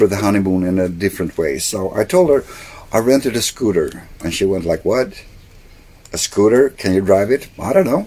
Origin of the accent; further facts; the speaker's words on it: Sweden; first language Swedish; English is a second language; it's not my native language